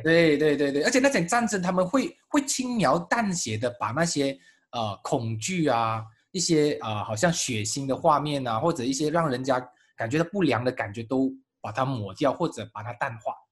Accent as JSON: {"language": "Chinese", "country": "Malaysia", "said": "作为马来西亚人"}